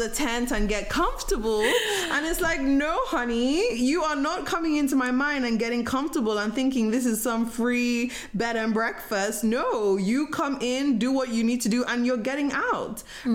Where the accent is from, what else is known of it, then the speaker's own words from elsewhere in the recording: Nigeria; I was born and raised in Nigeria